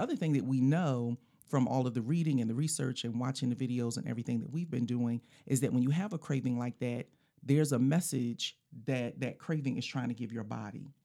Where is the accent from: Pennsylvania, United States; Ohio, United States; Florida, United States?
Pennsylvania, United States; Philadelphia; when we were growing up in Philly